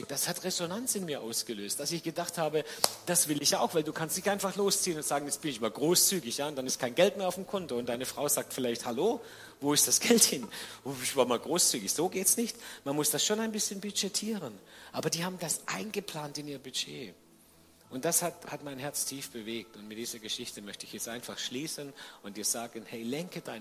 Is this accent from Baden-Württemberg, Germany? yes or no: yes; Baden-Württemberg, Germany; Und dann hat Sibylle die Frage gestellt, die ich als Schwabe auch gestellt hätte.